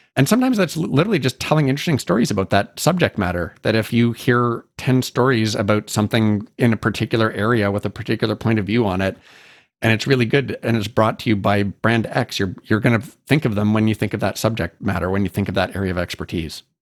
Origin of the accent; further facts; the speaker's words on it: Canada; So I'm Canadian.